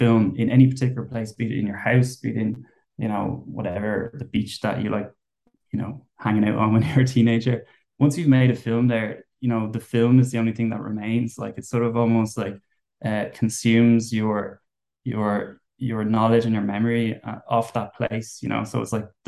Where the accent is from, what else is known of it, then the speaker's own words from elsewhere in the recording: Wicklow, Leinster, Ireland; I'm from Wicklow